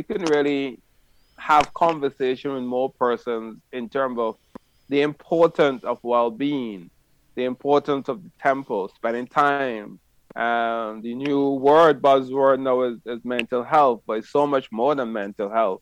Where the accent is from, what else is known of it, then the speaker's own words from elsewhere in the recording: St. Vincent & Grenadines; now in Barbados; My father was one of the most famous bush doctor in my country, which I was born in St. Vincent.